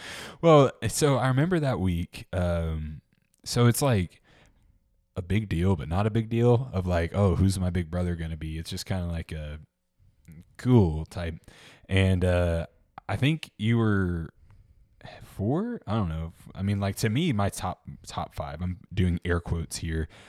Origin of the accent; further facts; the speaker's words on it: Memphis, Tennessee, United States; I'm from Memphis